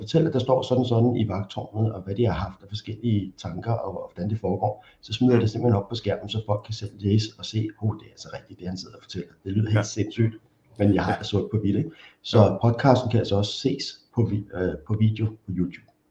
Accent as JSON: {"language": "Danish", "town": "Copenhagen", "region": "Capital Region of Denmark", "country": "Denmark", "tie": "born or raised there", "said": "Og så er jeg vokset op i Valby, lidt uden for København"}